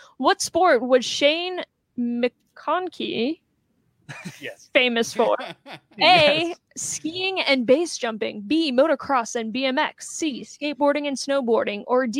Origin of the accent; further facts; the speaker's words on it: Philadelphia, Pennsylvania, United States; my hometown, Philadelphia, PA.